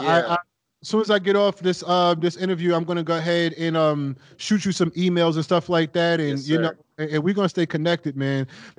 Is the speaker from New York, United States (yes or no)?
yes; New York City, New York, United States; I grew up in New York City